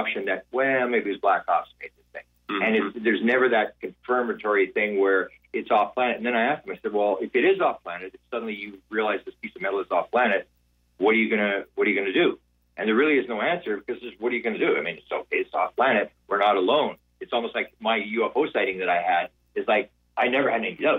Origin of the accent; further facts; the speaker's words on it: Canada; I'm from Canada where it's very cold now.